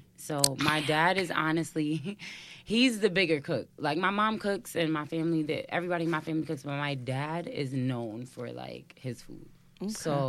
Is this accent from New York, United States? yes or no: yes; New York City, New York, United States; I'm from Brooklyn.